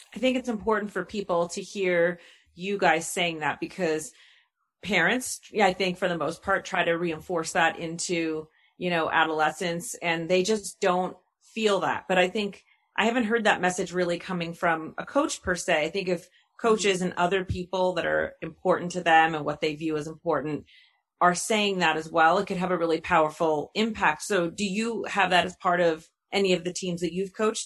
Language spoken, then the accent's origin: English; New York, United States; moved away; I'm originally from New York